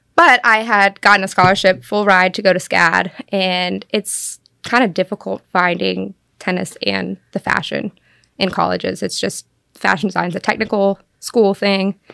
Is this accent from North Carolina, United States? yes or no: yes; Cashiers, North Carolina, United States; I grew up in Cashers, North Carolina